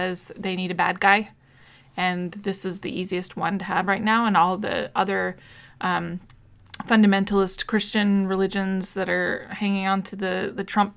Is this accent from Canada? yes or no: no; United States; growing up in the United States, in the 90s